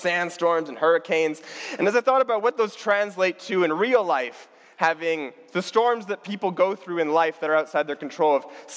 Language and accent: English; Canada; I was born in Canada to a loving family that loves God, that loves me, and loves each other.